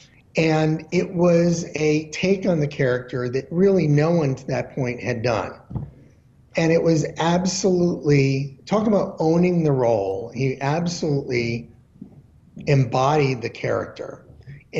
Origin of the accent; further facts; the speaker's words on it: outside of Hartford, Connecticut, United States; moved away; I grew up in outside of Hartford, Connecticut